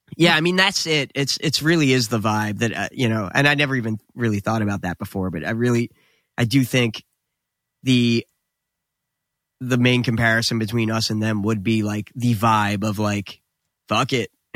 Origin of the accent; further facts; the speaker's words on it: New Jersey, United States; we were instantly proud to be from New Jersey